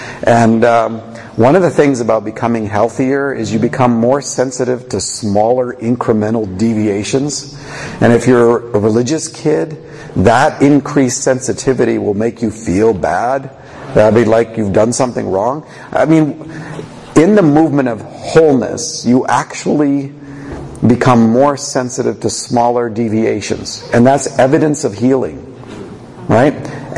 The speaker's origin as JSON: {"language": "English", "country": "Canada", "said": "I don't do Q&A. I do Q&R because I'm Canadian."}